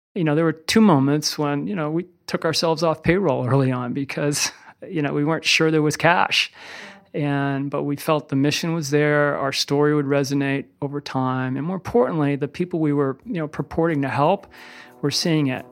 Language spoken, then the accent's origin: English; Littleton, Massachusetts, United States; now in Burlington, United States; I grew up in Littleton, Massachusetts, about thirty-five miles outside of Boston. I'm a mass hole through and through